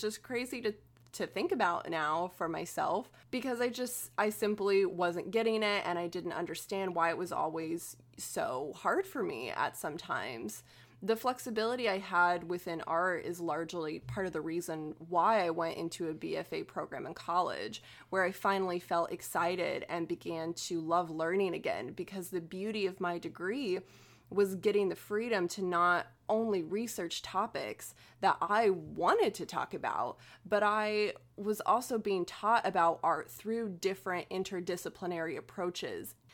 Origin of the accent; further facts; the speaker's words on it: Oklahoma, United States; our experiences growing up in Oklahoma